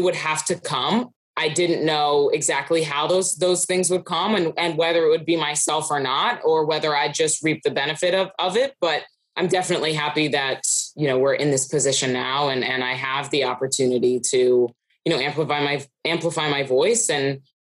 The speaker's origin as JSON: {"language": "English", "town": "Philadelphia", "region": "Pennsylvania", "country": "United States", "tie": "born or raised there", "said": "I grew up in the Philadelphia area where hockey wasn't really huge"}